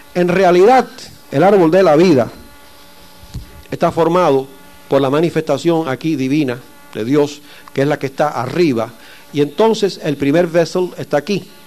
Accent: Cuba; yo soy cubano

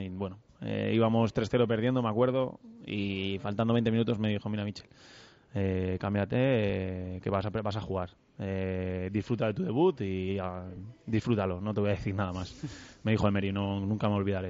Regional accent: Burjassot, Valencian Community, Spain; En Burjasot, sí, con mis amigos de toda, pues eso, de, mi edad, de mi barrio, de, de mi pueblo

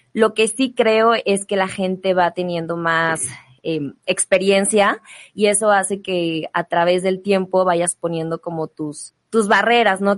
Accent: León, Guanajuato, Mexico; now in Mexico City, Mexico; yo vengo de León, vengo de una familia muy tradicional

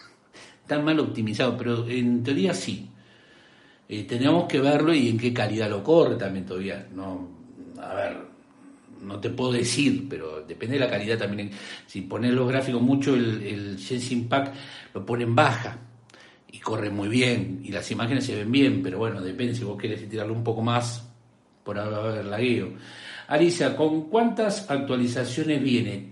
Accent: Rosario, Santa Fe, Argentina; accent: rioplatense; soy de Argentina, Rosario Santa Fe

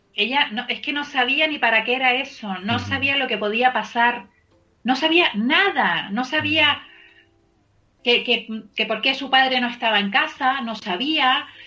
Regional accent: Canary Islands, Spain; yo soy canaria

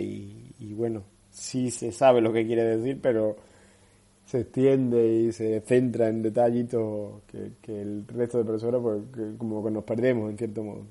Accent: Cádiz, Andalusia, Spain; los que somos de, de la tierra, los que somos de Cádiz

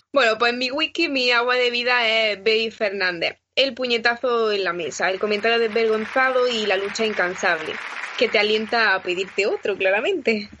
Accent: Granada, Andalusia, Spain; now in Madrid, Spain; en mi tierra, a los pies de la Alhambra

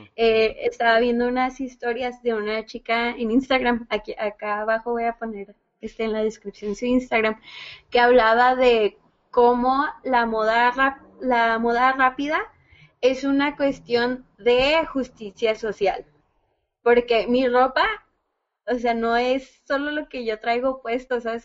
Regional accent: Ciudad Juárez, Chihuahua, Mexico; aquí en, aquí en, Juárez, porque pues somos de Juaritos.

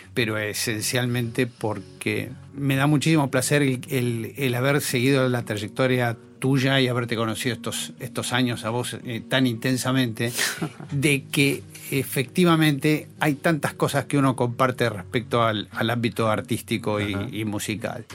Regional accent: Buenos Aires, Argentina; yo soy esencialmente porteño

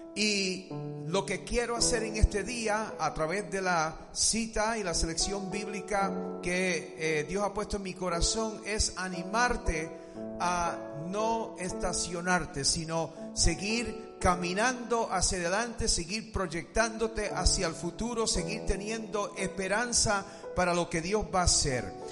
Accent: United States; Spanish is a second language; como americano

